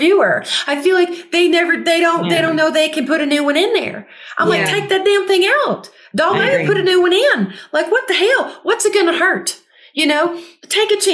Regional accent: Gulfport, Mississippi, United States; now in Southern California, United States; I'm from Gulfport, Mississippi

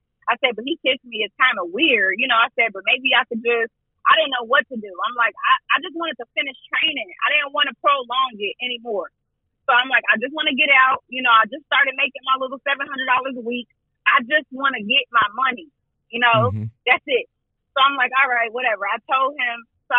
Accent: Buffalo, New York, United States; We were in my hometown, right?

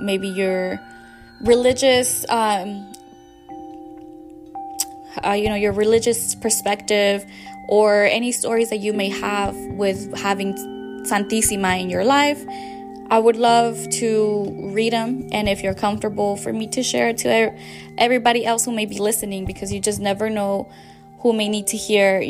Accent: Mexico; My experiences in Mexico, where I grew up

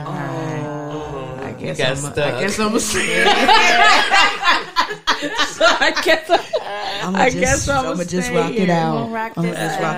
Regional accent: San Diego, California, United States; moved away as an adult; also born or lived in Sacramento, California; now in Ohio, United States; I am from San Diego, California, born and raised.

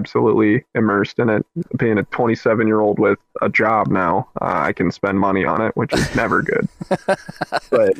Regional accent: the South, United States; I'm from the South.

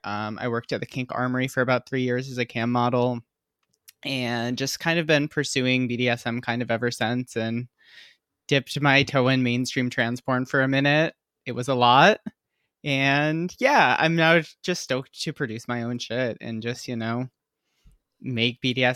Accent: Michigan, United States; now in California, United States; And I'm from Michigan.

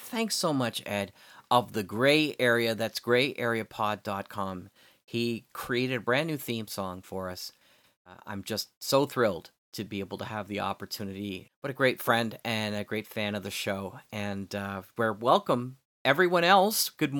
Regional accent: Canada; I mean, as a Canadian, she's also the symbolic head of our country as well.

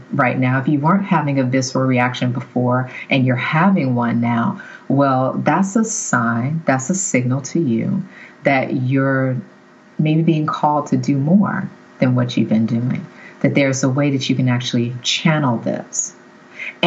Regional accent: the South, United States; I grew up in the South

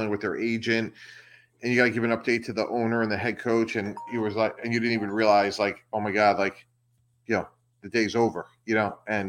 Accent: Massachusetts, United States; I grew up outside of the Boston area and had breakfast every morning with my parents

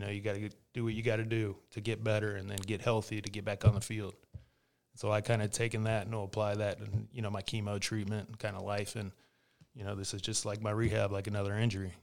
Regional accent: Winter Park, Florida, United States; him and my mom moved down to, uh, Winter Park, and that's when I was born

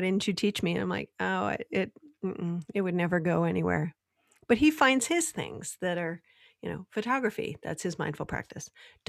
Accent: Michigan, United States; born or raised there

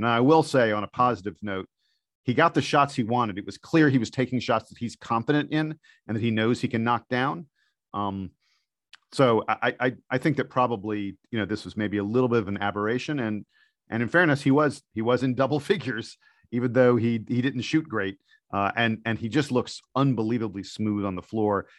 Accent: East Coast, United States; I'm from the East Coast

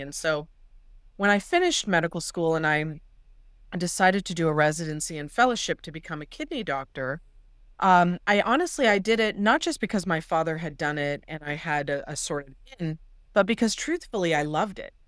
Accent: Los Angeles, California, United States; I'm from the San Fernando Valley in Los Angeles, which is enormous.

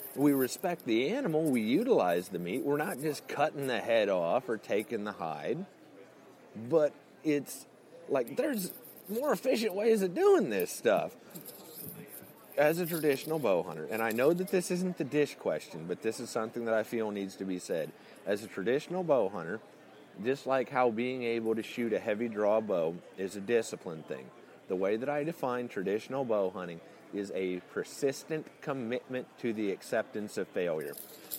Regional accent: Illinois, United States; I'm actually from Central Illinois. I've never really pretended to be from Texas.

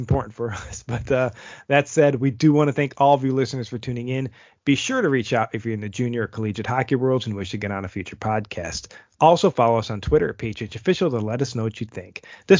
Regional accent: Buffalo, New York, United States; now in Denmark; my hometown Buffalo

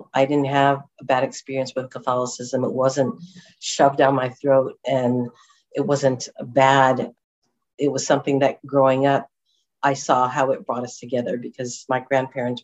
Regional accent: Huntington Beach, California, United States; moved away; I'm originally from Orange County in Huntington Beach

